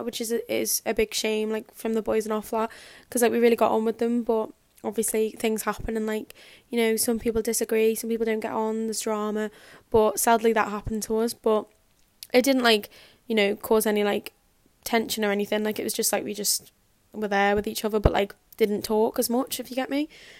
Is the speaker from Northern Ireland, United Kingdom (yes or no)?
no; Liverpool, North West England, United Kingdom; accent: Scouse; back and I'm like Scouse, and everyone's like, why are you talking like that? And I'm like, this is my accent, this is how I speak.